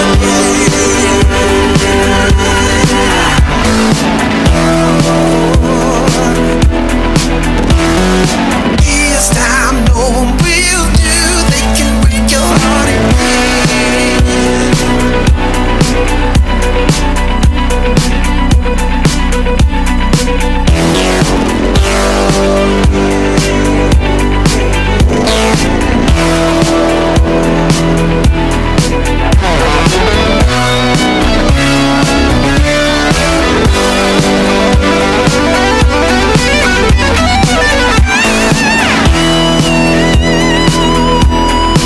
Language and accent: English; the north of England, United Kingdom; now in Royston, United Kingdom; I'm from Northern England